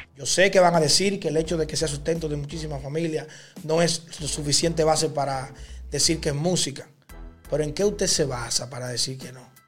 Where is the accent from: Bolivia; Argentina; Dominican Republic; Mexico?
Dominican Republic; mi país, República Dominicana